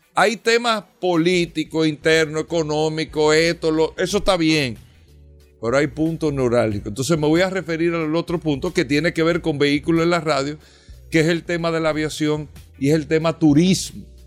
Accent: Dominican Republic; nosotros como dominicanos

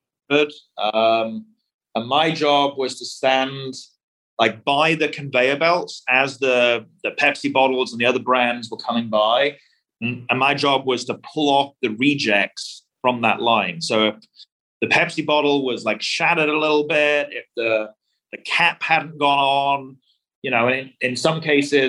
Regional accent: Bradford, Yorkshire and the Humber, United Kingdom; moved away as an adult; also born or lived in London, United Kingdom; now in Texas, United States; So I grew up in a city in England called Bradford. It's in a part of the country called Yorkshire, which is the north of England.

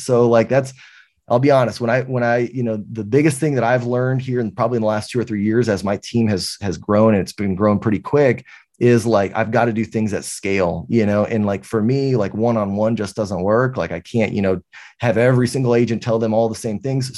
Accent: San Antonio, Texas, United States; I'm from San Antonio, Texas. Uh, I've lived here my entire life

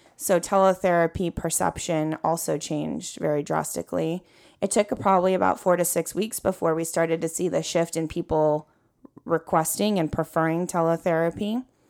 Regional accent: California, United States; born and raised in California

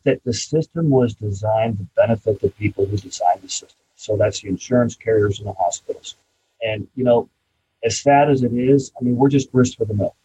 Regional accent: Champaign, Illinois, United States; my hometown of Champaign

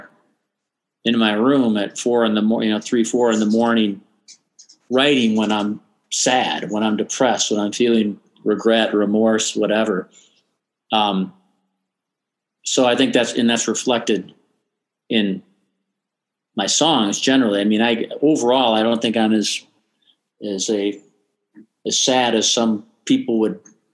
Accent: Austin, Minnesota, United States; moved away; also born or lived in Twin Cities, Minnesota; Growing up in Austin has informed everything I've done since

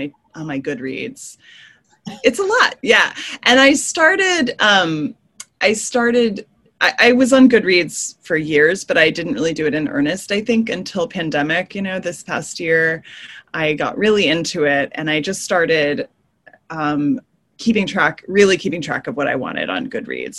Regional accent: Texas, United States; my home state

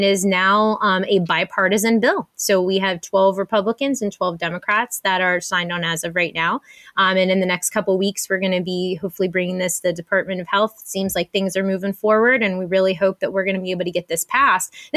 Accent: Pittsburgh, Pennsylvania, United States; my hometown of Pittsburgh, Pennsylvania

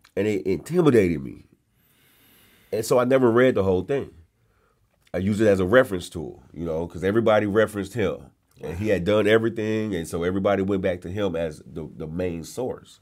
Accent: San Bernardino, California, United States; moved away as an adult; also born or lived in New Orleans; now in Birmingham, United States; I'm originally from San Bernardino, California.

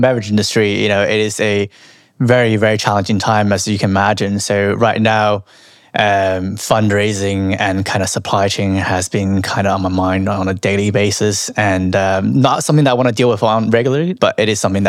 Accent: Canada; now in London, United Kingdom; No. I'm Chinese Canadian, actually.

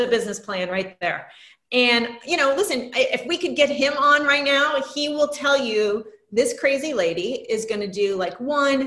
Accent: Florida, United States; now in Los Angeles, United States; I grew up in Florida

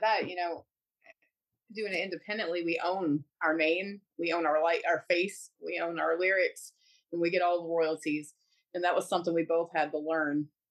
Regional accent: New Orleans, Louisiana, United States; my hometown in New Orleans and make my people proud

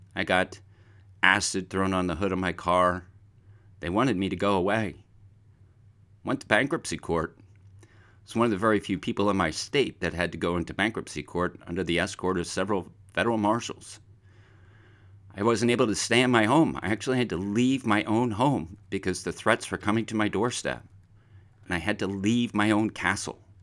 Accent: Pine Barrens, New Jersey, United States; as a very young child, I grew up in the Pine Barrens of New Jersey

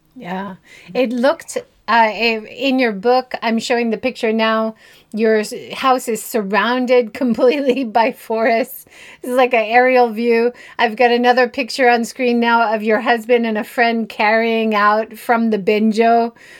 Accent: Hawaii, United States; now in Japan; I'm originally from Hawaii

